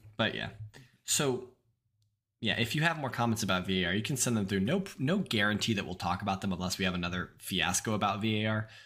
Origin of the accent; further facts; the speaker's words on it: United States; I'm very American